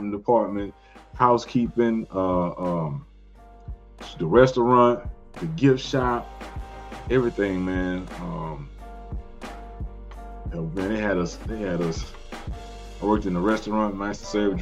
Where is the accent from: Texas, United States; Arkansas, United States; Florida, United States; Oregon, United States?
Texas, United States; Houston; I grew up in Southeast Houston.